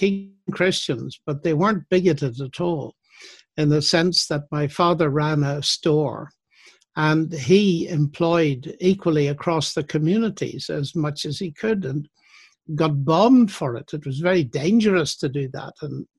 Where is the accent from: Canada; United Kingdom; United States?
United Kingdom; Northern Ireland; Well, when I was a teenager, the so-called troubles, the sectarian tension was mounting.